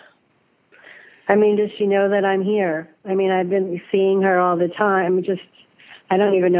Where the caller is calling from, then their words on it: San Jose, California, United States; I'm calling from San Jose, California.